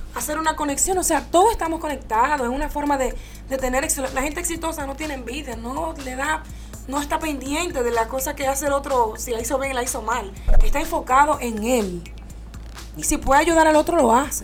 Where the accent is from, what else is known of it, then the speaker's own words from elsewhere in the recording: Dominican Republic; moved away as an adult; now in United States; me fui por el área de la comunicación allá en mi país, República Dominicana